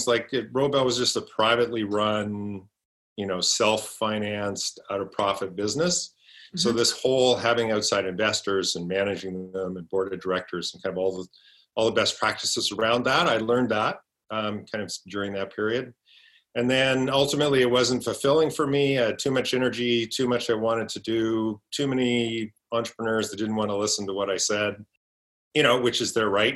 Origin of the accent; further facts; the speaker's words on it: Edmonton, Alberta, Canada; moved away as an adult; now in Vancouver, Canada; I grew up in Edmonton